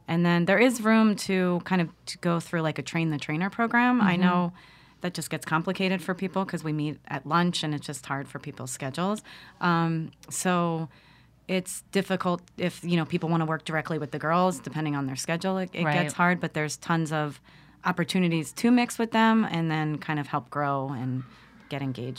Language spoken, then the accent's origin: English; Philadelphia, Pennsylvania, United States; moved away; also born or lived in Los Angeles; I'm from Philly